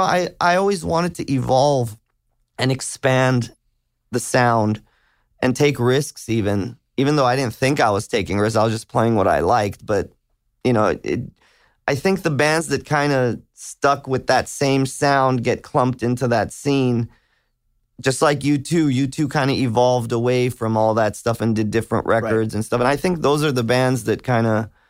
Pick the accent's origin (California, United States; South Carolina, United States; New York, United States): California, United States; Hollywood; But I grew up right off Hollywood, around Santa Monica and Vine.